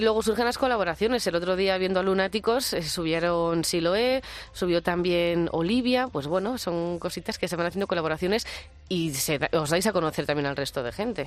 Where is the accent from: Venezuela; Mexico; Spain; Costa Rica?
Spain; Pamplona, Navarre; moved away as an adult; now in Madrid, Spain; yo soy pamplónica y siempre, todavía no estoy ni empadronada aquí, llevo 11 años